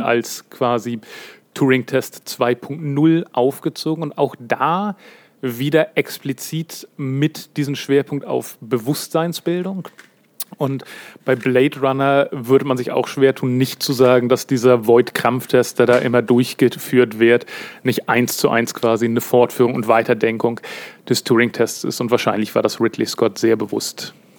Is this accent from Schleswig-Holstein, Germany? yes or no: yes; Kiel, Schleswig-Holstein, Germany; ursprünglich bin ich hier äh, nordisches Urgestein in Kiel geboren und aufgewachsen